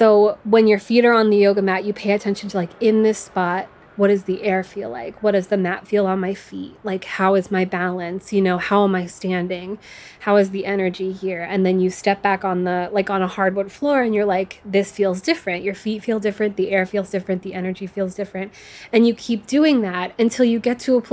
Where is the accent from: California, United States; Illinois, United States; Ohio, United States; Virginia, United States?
Virginia, United States; Norfolk; I come from Norfolk, Virginia, which is like a military town